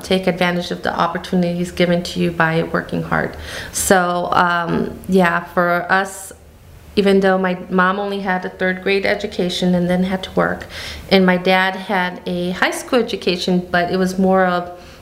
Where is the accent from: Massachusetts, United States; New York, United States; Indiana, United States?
Indiana, United States; Gary; We were raised in Gary, Indiana, but our summers were in Mexico